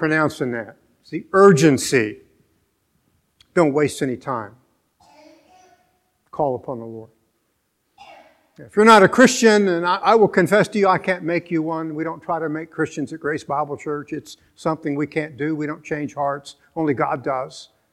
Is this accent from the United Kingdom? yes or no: no; Venezuela; moved away; I was born in Venezuela.